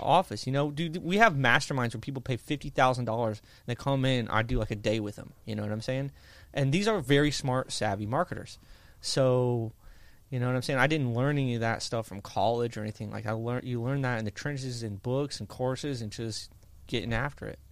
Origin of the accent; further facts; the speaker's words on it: Indiana, United States; I grew up in Indiana